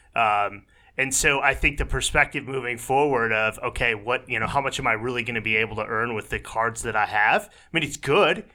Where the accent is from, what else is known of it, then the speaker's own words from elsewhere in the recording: Detroit, Michigan, United States; also born or lived in Minneapolis-Saint Paul; now in Minneapolis, United States; I'm originally from Detroit